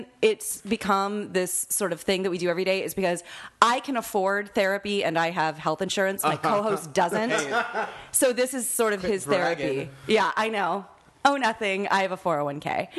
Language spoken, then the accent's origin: English; Kansas, United States; born or raised there